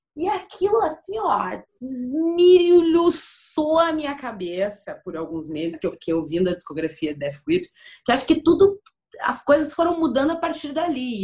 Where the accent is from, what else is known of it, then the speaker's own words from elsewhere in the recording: Porto Alegre, Rio Grande do Sul, Brazil; also born or lived in Torres, Rio Grande do Sul; eu nasci em Porto Alegre. Aí, com quatorze anos, eu me mudei pra Torres, que é uma praia do litoral norte do Rio Grande do Sul